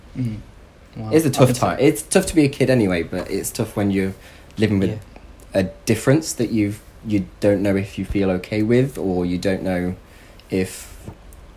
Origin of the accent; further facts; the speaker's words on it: Nottingham, East Midlands, United Kingdom; I grew up in Nottingham